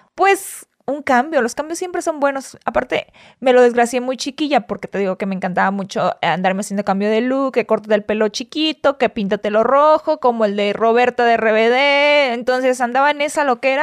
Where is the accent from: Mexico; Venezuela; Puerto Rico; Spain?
Mexico; Hidalgo, Tamaulipas; moved away as an adult; also born or lived in Ciudad Victoria, Tamaulipas / Xalapa, Veracruz; now in Mexico City, Mexico; Ahí crecí, ahí nací. Nací en Ciudad Victoria, en la capital, pero crecí en Hidalgo, Tamaulipas. Me crié en un ranchito.